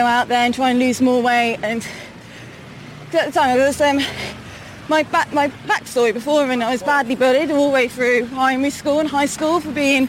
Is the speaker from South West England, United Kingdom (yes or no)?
no; Malvern, West Midlands, United Kingdom; moved away as an adult; now in Worcester, United Kingdom; I was originally from Malvern, which is not that far from Worcester